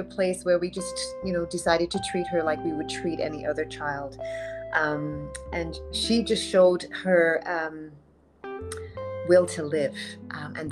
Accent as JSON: {"language": "English", "region": "England", "country": "United Kingdom", "tie": "born or raised there", "moved": "yes", "said": "I grew up in England"}